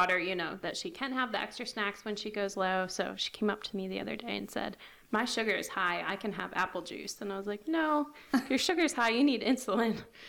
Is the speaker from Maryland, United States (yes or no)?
yes; Towson, Maryland, United States; moved away as an adult; now in West Virginia, United States; I'm from Baltimore, Towson area. Okay. We moved here 2 years ago, and I'm loving it. I love the small town life.